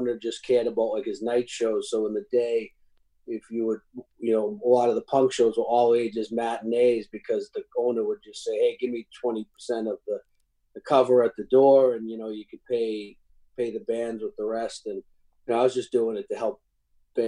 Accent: Boston, Massachusetts, United States; growing up in Boston

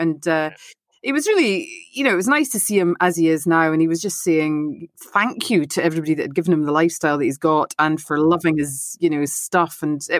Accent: Aberdeen, Scotland, United Kingdom; I'm from Aberdeen.

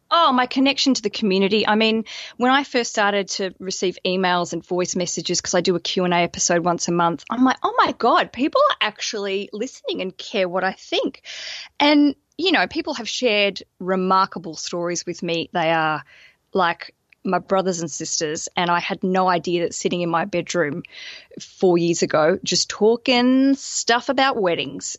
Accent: Australia; moved away as an adult; now in London, United Kingdom

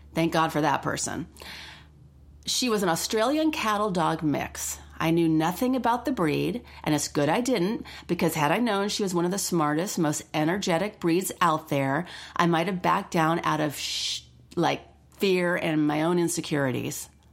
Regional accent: Los Angeles, California, United States; I grew up in Los Angeles around animals

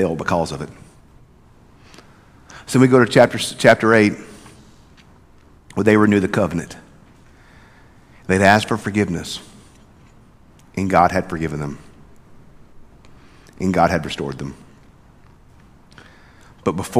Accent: South Mississippi, United States; Growing up in South Mississippi, there's always a football team that's so good that you're intimidated. That was South Pike where I grew up.

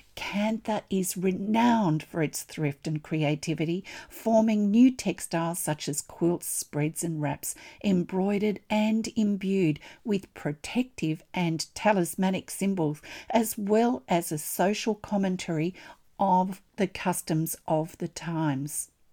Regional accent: Australia; I'm an Australian textile artist, teacher, judge, blogger, and Stitch enthusiast.

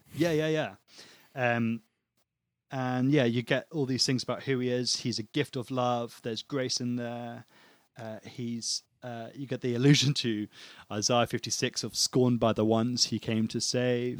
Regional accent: United Kingdom

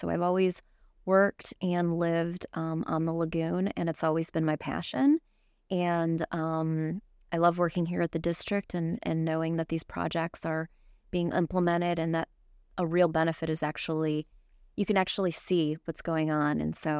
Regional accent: Michigan, United States; moved away as an adult; now in Florida, United States; So I grew up in Michigan, the Great Lakes. I was always surrounded by water, grew up on the water.

